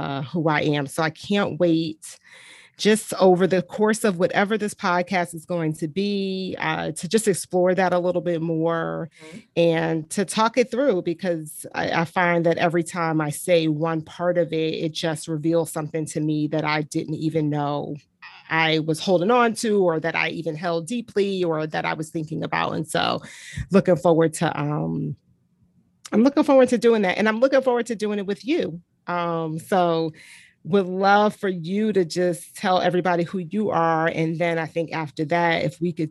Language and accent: English; Montclair, New Jersey, United States; moved away as an adult; also born or lived in Atlanta, Georgia / Virginia; now in Pittsburgh, United States; I grew up in New Jersey. So born and raised in New Jersey, spent all of my formative years in a town called Montclair